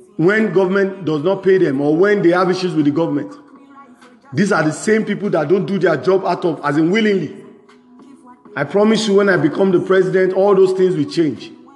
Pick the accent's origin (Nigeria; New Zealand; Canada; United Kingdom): Nigeria; I'm a Nigerian